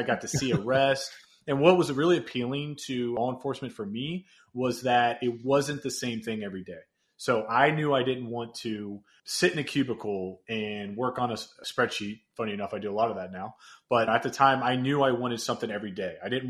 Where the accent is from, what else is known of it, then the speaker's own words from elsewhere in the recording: Cincinnati, Ohio, United States; So I was born and raised here in Cincinnati.